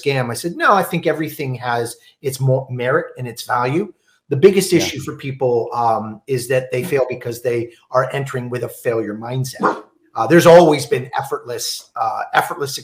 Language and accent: English; Toronto, Ontario, Canada; I grew up in Toronto, East York area